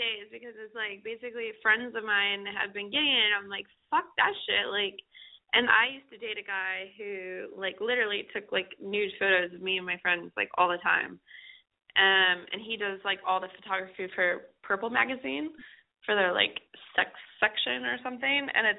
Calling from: Los Angeles, California, United States; I'm calling from Los Angeles.

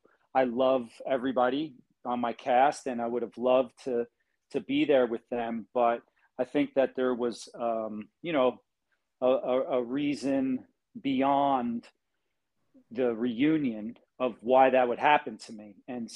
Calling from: Hawaii, United States; I'm in Hawaii, on the island of Kauai.

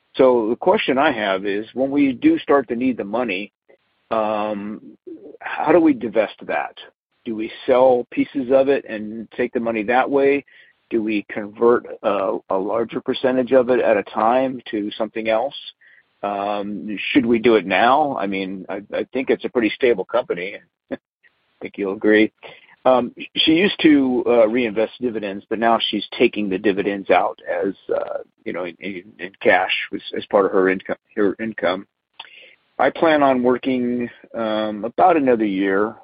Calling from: San Antonio, Texas, United States; I'm calling from the San Antonio, Texas area

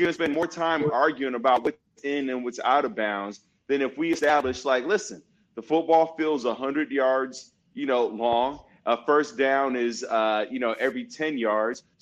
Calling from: Loreto, Baja California Sur, Mexico; Uh, I'm in Loreto, Mexico. Um, it's like 90 minutes south of San Diego uh, by by uh, flight, by plane.

